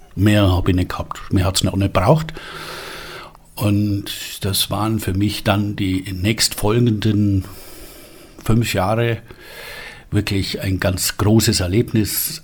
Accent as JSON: {"language": "German", "town": "Friedberg", "region": "Bavaria", "country": "Germany", "tie": "born or raised there", "also_born_or_lived": "Glendora, California, United States / Füssen / Israel", "said": "aufgewachsen bin ich in Füssen und in Friedberg. In Friedberg war meine Schulpflicht und Füssen war für mich Ferien"}